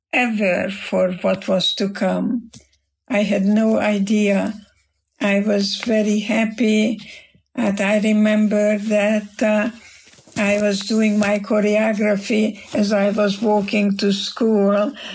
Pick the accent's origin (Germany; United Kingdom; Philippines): Germany; now in United States; Because when I came to America from Germany, and there was a big, big storm in the English Channel